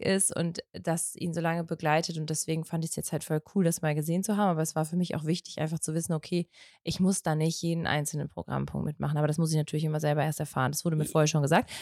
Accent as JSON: {"language": "German", "region": "North Rhine-Westphalia", "country": "Germany", "said": "Also für mich als Ostwestfälin"}